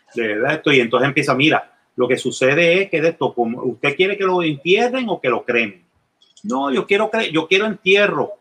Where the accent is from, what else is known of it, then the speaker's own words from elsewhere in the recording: Puerto Rico; moved away; also born or lived in Scotland; ya veo a Puerto Rico como sí, eh, eh, donde yo nací, chévere. Todavía están los huesos de mis abuelos y de mis padres allí los huesos de mi, de mi madre biológica y de mis abuelos que me criaron están allí